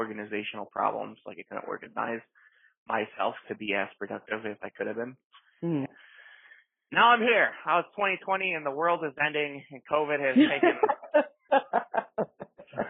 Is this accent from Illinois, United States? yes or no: yes; Chicago, Illinois, United States; I am born and raised in South Chicago